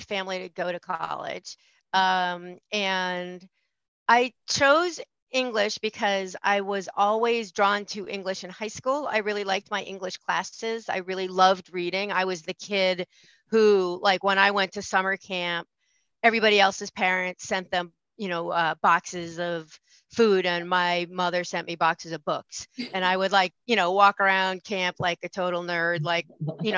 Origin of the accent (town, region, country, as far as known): Marblehead, Massachusetts, United States; also born or lived in Bermuda